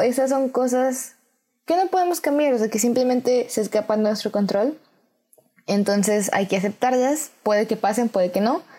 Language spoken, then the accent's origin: Spanish; Mexico; en mi país, México